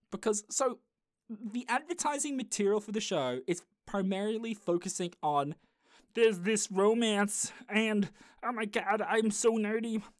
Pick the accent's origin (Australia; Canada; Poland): Australia; I am Australian